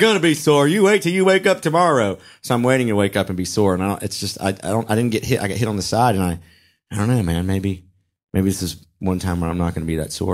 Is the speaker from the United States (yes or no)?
yes; Charlotte, North Carolina, United States; now in Atlanta, United States; I'm from Charlotte